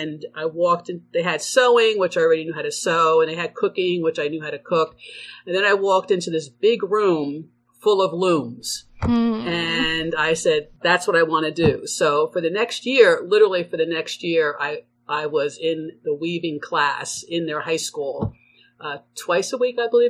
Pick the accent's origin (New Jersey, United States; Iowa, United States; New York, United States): New Jersey, United States; also born or lived in Connecticut / Sweden; now in Vermont, United States; I'm originally from New Jersey and came up to Vermont via Connecticut and so forth